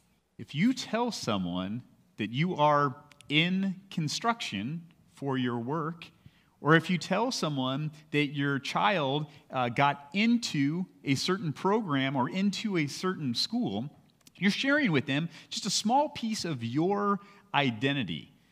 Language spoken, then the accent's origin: English; Lakewood, California, United States; When I grew up in California, I went to a small elementary school that was right across the street from my house in Lakewood, California.